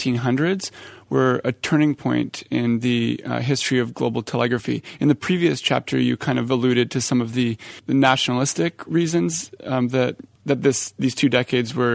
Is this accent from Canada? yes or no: yes; Canada; I'm from Canada